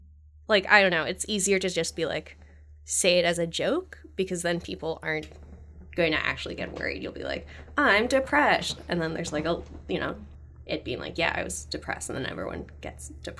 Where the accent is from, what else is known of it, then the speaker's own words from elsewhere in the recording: California, United States; now in Canada; I'm from California originally.